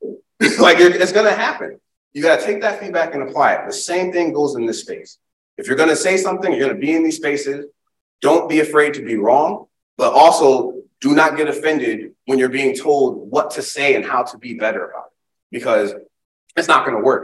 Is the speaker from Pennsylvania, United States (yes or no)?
no; Springfield, Massachusetts, United States; now in Charlotte, United States; I'm from Springfield, Massachusetts. I live in Charlotte. I'm a transplant, but now I live in Charlotte, North Carolina. But I'm from Springfield, Massachusetts.